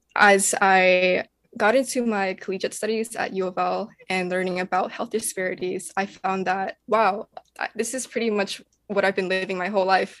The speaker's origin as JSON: {"language": "English", "town": "Louisville", "region": "Kentucky", "country": "United States", "tie": "born or raised there", "said": "I grew up in the south side of Louisville"}